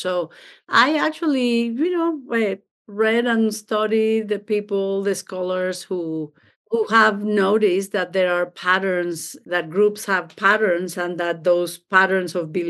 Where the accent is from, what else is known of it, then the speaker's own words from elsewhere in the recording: Mexico City, Mexico; also born or lived in Baltimore; now in Denver, United States; I'm originally from Mexico, from Mexico City, born and raised there. So I am a foreigner in this country. I live in Denver, Colorado, but I was for 18 years in Baltimore, Maryland.